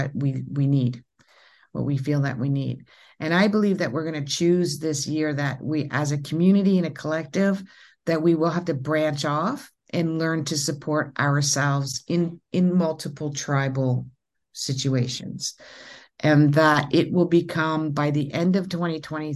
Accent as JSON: {"language": "English", "region": "Ontario", "country": "Canada", "said": "I'm from Canada. And in Ontario"}